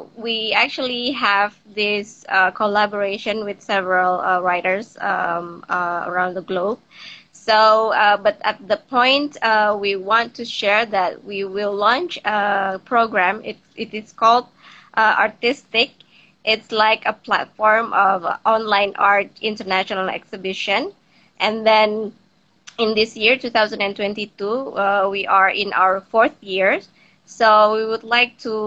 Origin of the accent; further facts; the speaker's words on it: Jakarta, Indonesia; here in my hometown in Jakarta, Indonesia.